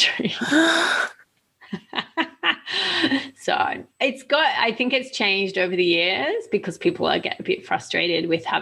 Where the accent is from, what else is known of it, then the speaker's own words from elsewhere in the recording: Australia; moved away; also born or lived in Italy; being an Australian